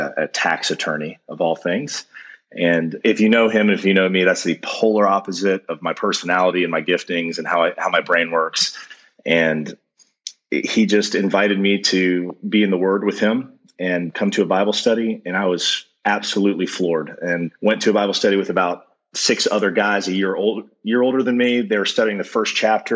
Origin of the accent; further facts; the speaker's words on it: Atlanta, Georgia, United States; I grew up in Metro Atlanta